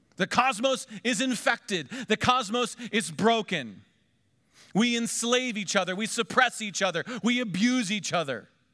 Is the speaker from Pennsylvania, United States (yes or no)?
yes; Pennsylvania, United States; moved away; also born or lived in Miami Valley; we're from Pennsylvania.